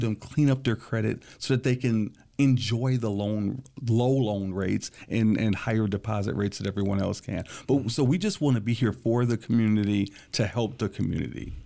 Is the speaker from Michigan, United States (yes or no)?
yes; Lansing, Michigan, United States; I was born and raised here in Lansing, Michigan